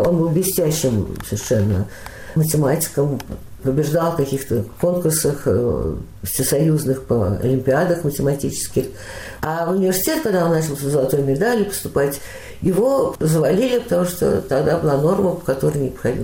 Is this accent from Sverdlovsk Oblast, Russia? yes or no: no; Moscow, Russia; moved away as an adult; now in Beersheba, Israel; В 1943 году э, я родилась, и так в Москве и осталась